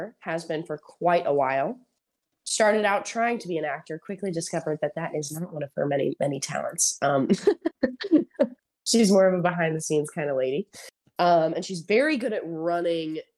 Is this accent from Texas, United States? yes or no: yes; Houston, Texas, United States; I went to school in Houston. I'm from Houston. So I've never really been outside of the range of my family.